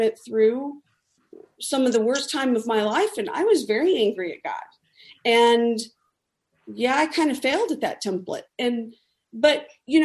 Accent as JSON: {"language": "English", "town": "El Paso", "region": "Texas", "country": "United States", "tie": "born or raised there", "said": "I grew up in El Paso, which is predominantly Catholic."}